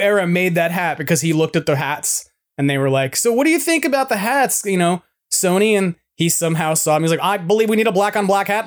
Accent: New York, United States; also born or lived in Wyoming; now in California, United States; they heard I was from New York

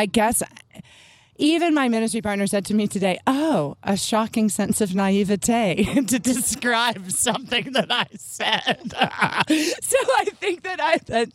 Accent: Memphis, Tennessee, United States; I grew up in Memphis

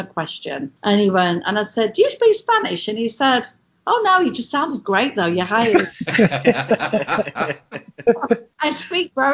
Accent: England, United Kingdom; accent: English; moved away as an adult; now in United States; you're English, how long have you lived here? And I'll say, oh, 20 years. You didn't lose your accent

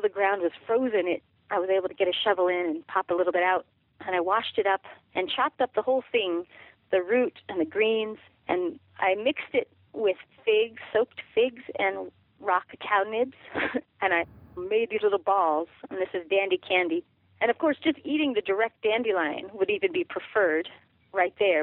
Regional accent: Durango, Colorado, United States; I grew up in Durango, Colorado

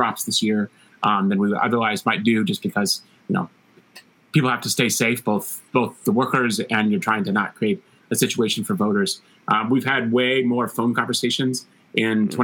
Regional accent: Palmyra, Missouri, United States; also born or lived in Columbia, Missouri; I grew up in Northeast Missouri in Palmyra, went to Mizzou

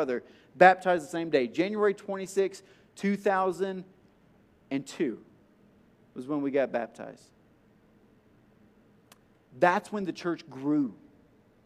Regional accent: Tennessee, United States; I'm from Tennessee

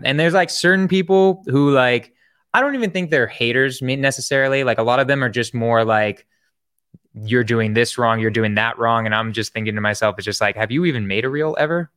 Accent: San Francisco, California, United States; I'm from San Francisco

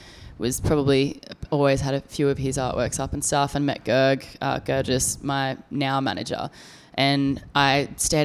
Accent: Sydney, New South Wales, Australia; I grew up in Gymea Bay, which is a suburb in the Sutherland Shire.

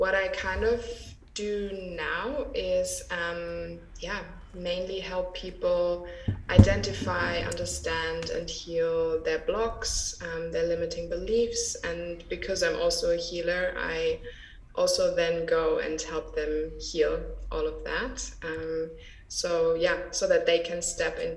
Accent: Germany; I grew up in Germany

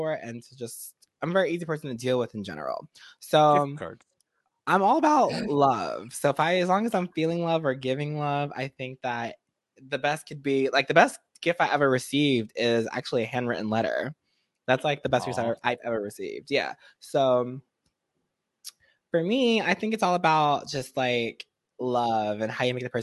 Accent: Jersey City, New Jersey, United States; I grew up in Jersey City, New Jersey

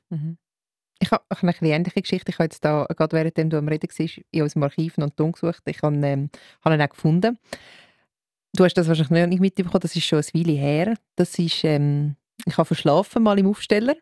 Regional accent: Winterthur, Zurich, Switzerland; moved away; ich komme äh, ursprünglich aus Winterthur

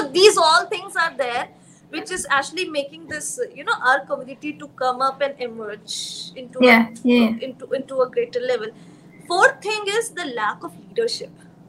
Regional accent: India; as an Indian Muslim

